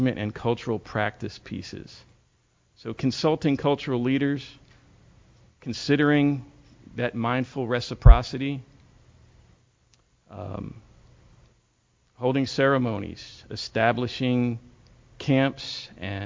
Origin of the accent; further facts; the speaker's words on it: Philadelphia, Pennsylvania, United States; moved away; I'm originally from Philadelphia, and I work for GLIFWIC.